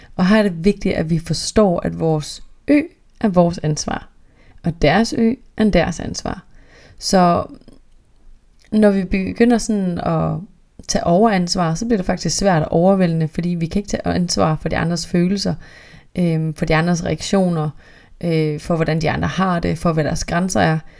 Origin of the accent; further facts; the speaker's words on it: North Jutland, North Denmark Region, Denmark; jeg er virkelig fra Nordjylland